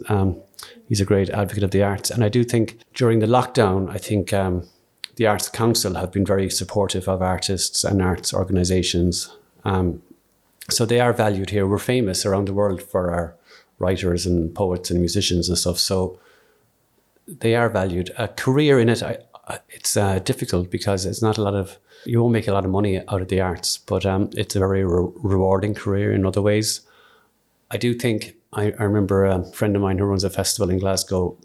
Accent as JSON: {"language": "English", "town": "Skibbereen", "region": "Munster", "country": "Ireland", "tie": "born or raised there", "said": "I'm from Skibbereen, grew up in Skibbereen"}